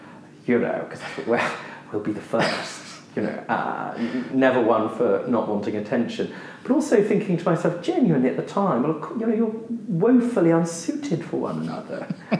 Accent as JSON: {"language": "English", "town": "Southgate", "region": "London", "country": "United Kingdom", "said": "Firstly, I come from Southgate. Now, people where I grew up don't sound like me."}